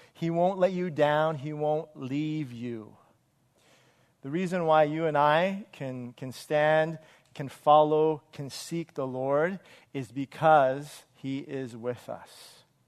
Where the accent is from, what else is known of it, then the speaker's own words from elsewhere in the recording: Wilmington, United States; in third grade, I went to Broad Avenue, uh, which is in the city of Wilmington